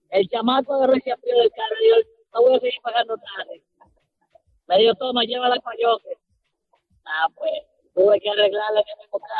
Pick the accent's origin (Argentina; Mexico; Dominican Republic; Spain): Dominican Republic; also born or lived in Bronx, United States; Yo le dije, sí, yo soy dominicano. Y me dice ella, ¿dónde se pone bueno hoy? Yo le dije, vamos el bronco porque yo soy del Bronx.